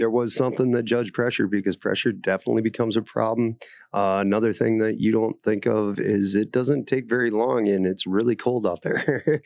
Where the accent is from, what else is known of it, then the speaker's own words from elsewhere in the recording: Aberdeen, South Dakota, United States; moved away; I'm originally from Aberdeen, South Dakota.